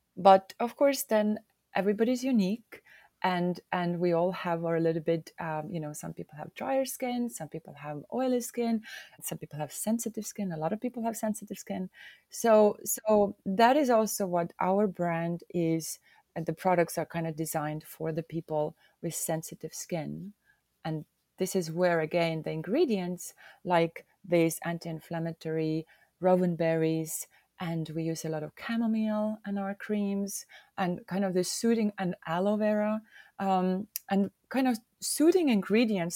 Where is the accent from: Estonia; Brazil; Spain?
Estonia; Hiiumaa, Hiiu County; I am from Estonia, more so from the island of Hioma